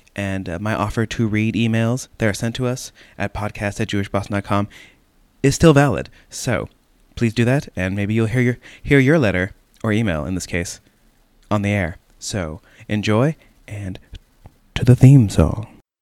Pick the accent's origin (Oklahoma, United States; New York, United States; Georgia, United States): Oklahoma, United States; now in Boston, United States; I'm from Oklahoma